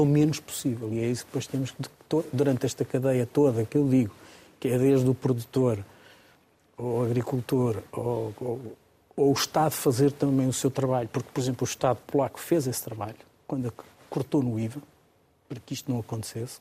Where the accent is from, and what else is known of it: Portugal